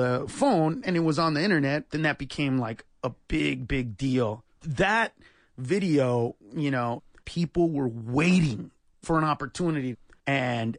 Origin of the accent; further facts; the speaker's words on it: Los Angeles, California, United States; I grew up in East L.A.